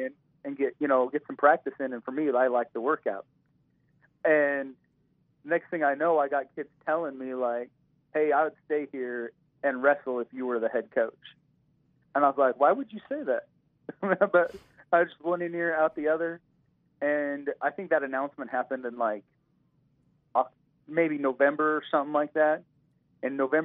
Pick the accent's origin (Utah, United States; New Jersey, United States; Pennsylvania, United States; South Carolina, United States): Utah, United States; he's from Utah and I'm from Utah